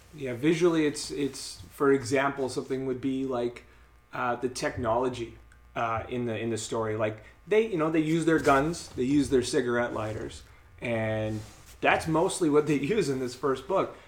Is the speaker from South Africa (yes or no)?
no; Winnipeg, Manitoba, Canada; we're from Winnipeg.